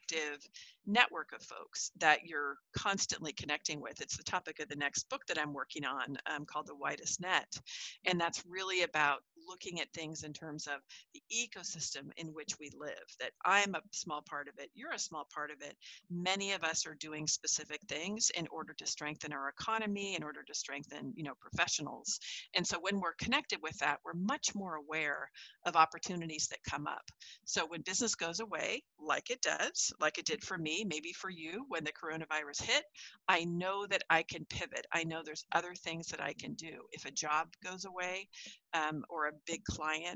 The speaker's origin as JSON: {"language": "English", "region": "California", "country": "United States", "tie": "born or raised there", "said": "where I grew up in California"}